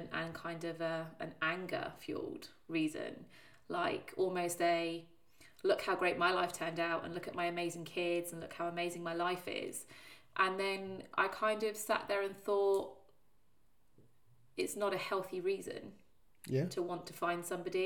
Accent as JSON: {"language": "English", "town": "Plymouth", "region": "South West England", "country": "United Kingdom", "tie": "born or raised there", "said": "I was born in Plymouth, which is the bottom of England"}